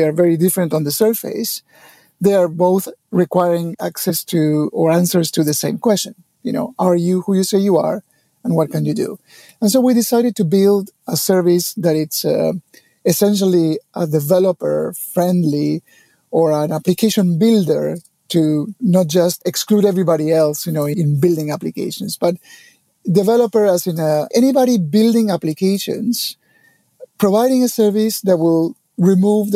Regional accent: Argentina; I was born in Argentina many, many years ago

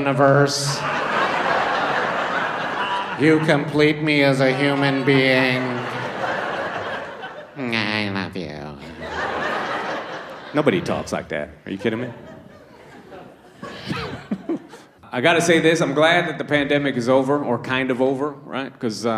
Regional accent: Toronto, Ontario, Canada; also born or lived in Trinidad; I was born in Trinidad, but I grew up in Toronto

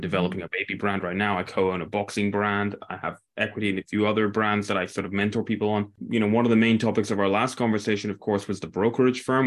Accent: near Aberdeen, Northeast Scotland, United Kingdom; I grew up in a small town near Aberdeen

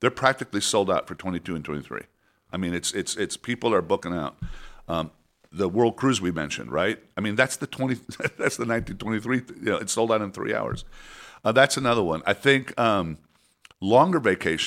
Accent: Mexico City, Mexico; moved away; I was born in Mexico City

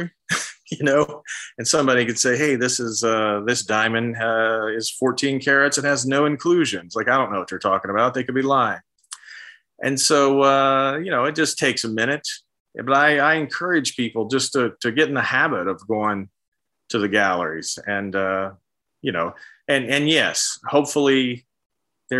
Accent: Central West Virginia, United States; I grew up in Central West Virginia in a working class community

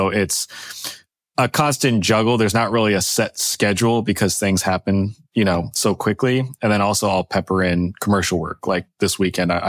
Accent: Bay Area, California, United States; now in Los Angeles, United States; I grew up in the Bay Area, grew up around all these tech companies

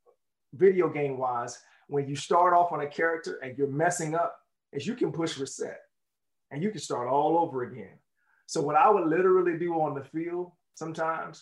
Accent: Jacksonville, Florida, United States; where I grew up in Jacksonville, Florida

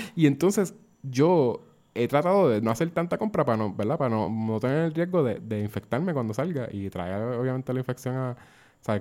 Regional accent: Puerto Rico

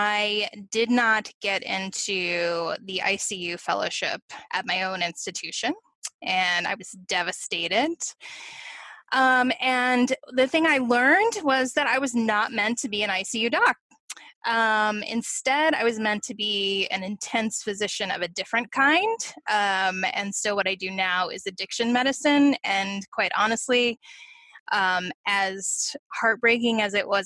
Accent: Virginia, United States; my home state, Virginia

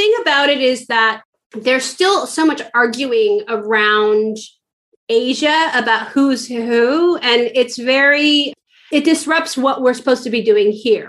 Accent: San Francisco, California, United States; San Francisco because that's where I'm from.

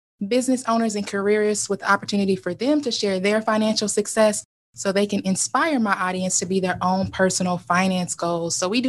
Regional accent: Kentucky, United States; moved away as an adult; also born or lived in Lexington, Kentucky / Northern Ohio / Cincinnati, Ohio; now in Ohio, United States; I'm originally from Kentucky. I currently live in Ohio

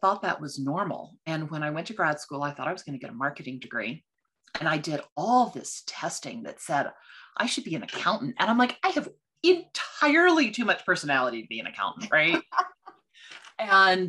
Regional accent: Texas, United States; moved away; also born or lived in Washington, D.C.; Now I'm from Texas. So in Texas, it's voir dire. With the accent.

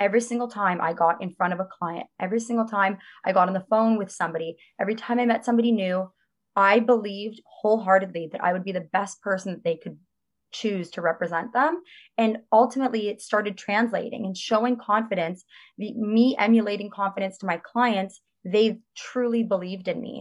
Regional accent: Toronto, Ontario, Canada; I grew up in Chaplin Estates.

